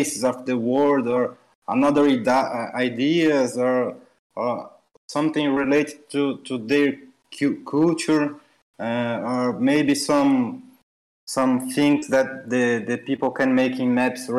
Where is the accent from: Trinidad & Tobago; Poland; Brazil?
Brazil; São Paulo; English is a second language; Cidade de São Paulo. That is my hometown there